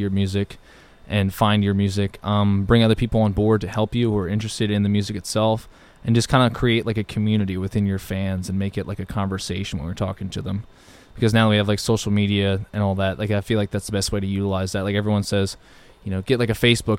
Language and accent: English; Mount Laurel, New Jersey, United States; We're from Mount Laurel, New Jersey, which is probably about 25, 30 minutes away from Philadelphia